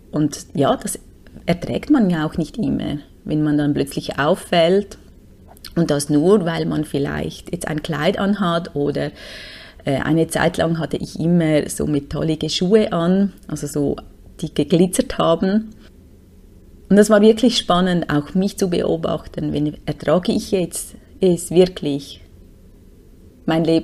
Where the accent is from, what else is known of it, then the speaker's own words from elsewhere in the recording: Switzerland; Und wir konnten uns nichts machen, uns einfach nur auf einem App registrieren als Schweizer.